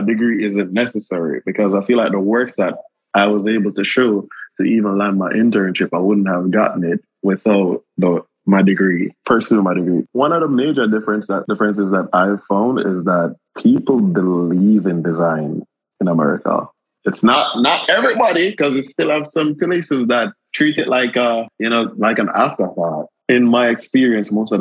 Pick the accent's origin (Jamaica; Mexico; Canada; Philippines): Jamaica; now in United States; the environment that we grew up in Jamaica